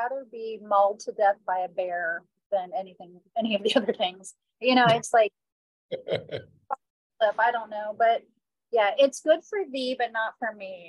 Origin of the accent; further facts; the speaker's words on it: Florida, United States; I'm from Florida